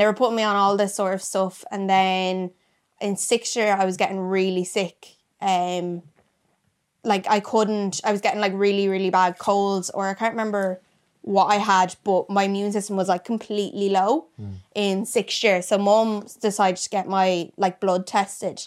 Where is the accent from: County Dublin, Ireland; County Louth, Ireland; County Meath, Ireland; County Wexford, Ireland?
County Wexford, Ireland; Gorey; I'm from Wexford